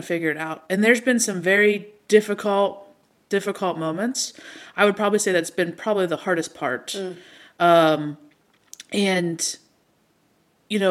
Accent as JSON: {"language": "English", "town": "Pittsburgh", "region": "Pennsylvania", "country": "United States", "said": "I am from Pittsburgh."}